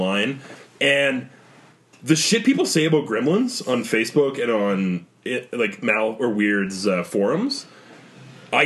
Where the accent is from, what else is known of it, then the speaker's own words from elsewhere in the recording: Canada; that Canadian guy